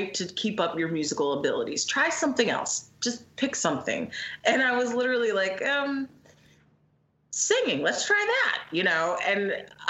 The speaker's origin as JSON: {"language": "English", "town": "Philadelphia", "region": "Pennsylvania", "country": "United States", "tie": "born or raised there", "said": "I'm from Philly. I'm still here"}